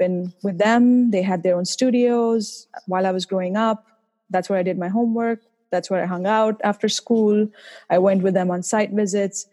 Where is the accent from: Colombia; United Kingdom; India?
India; now in Boston, United States; I'm originally from India, as you might be able to tell from my accent.